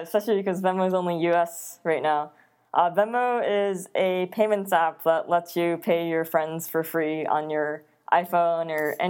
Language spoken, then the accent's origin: English; Netherlands; also born or lived in Japan / East Coast, United States; But after Japan, my family and I, we moved to the Netherlands, and we were there for 8 years. And then we moved to the East Coast, and then I moved out to the Bay